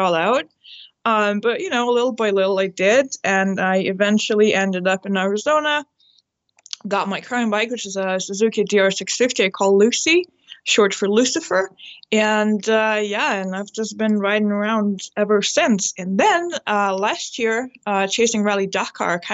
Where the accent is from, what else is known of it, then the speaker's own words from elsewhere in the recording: Lithuania; moved away as an adult; I'm originally from Lithuania, and I've been on the road for, gosh, like 7 years now